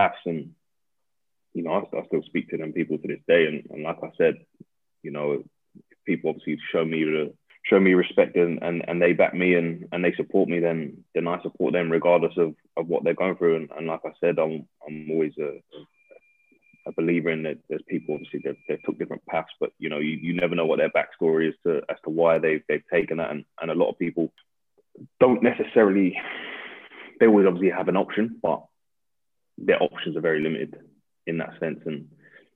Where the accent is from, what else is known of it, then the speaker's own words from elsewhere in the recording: Coventry, West Midlands, United Kingdom; moved away as an adult; also born or lived in Battersea, London; now in Surrey, United Kingdom; I'm from Coventry, yeah. So I grew up in Coventry.